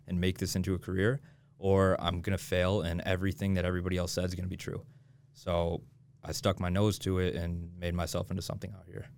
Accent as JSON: {"language": "English", "region": "Michigan", "country": "United States", "tie": "born or raised there", "moved": "as an adult", "lives_now": "Utah, United States", "said": "I'm from Michigan. I grew up in Michigan"}